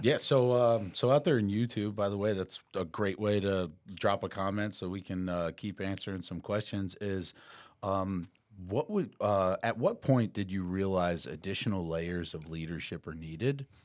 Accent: New York, United States; moved away as an adult; also born or lived in Tampa, Florida; I'm originally from New York, uh, spent most of my life up there, moved down to, uh, Tampa, Florida

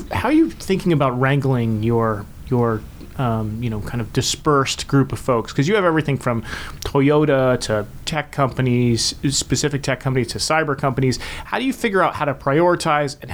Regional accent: Washington, District of Columbia, United States; I'm a native Washingtonian and there's only 10 of us here

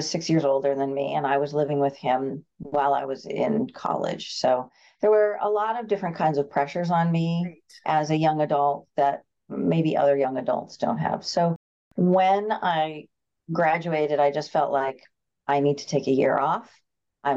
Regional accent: Concord, New Hampshire, United States; I was born and raised here in Concord

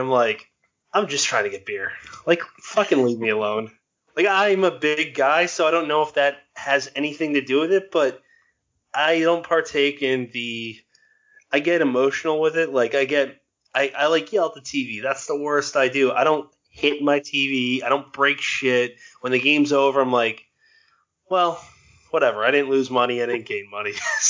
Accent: Massachusetts, United States; now in South Jersey, United States; I'm a New England Patriots fan, born and raised in Massachusetts. Moved to South Jersey, which is Eagles country for the most part

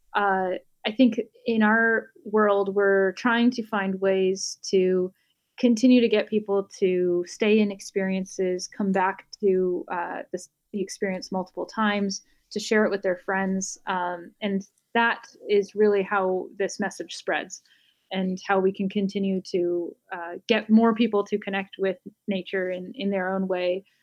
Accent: Bay Area, California, United States; also born or lived in Los Angeles; I grew up in the Bay Area and went to college here

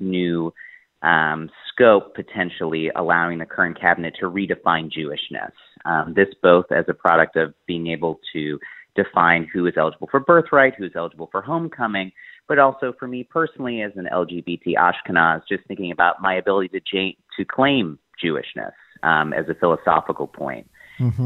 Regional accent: United States; as an American Jew

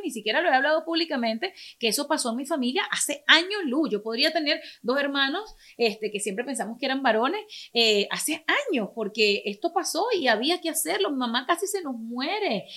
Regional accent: Venezuela; moved away; also born or lived in Caracas; me crié en un pueblo en Venezuela, a pesar de que nací en la capital

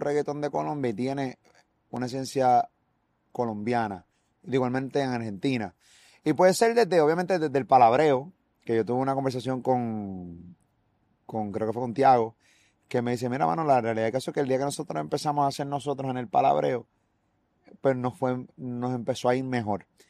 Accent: Puerto Rico; nosotros como puertorriqueños

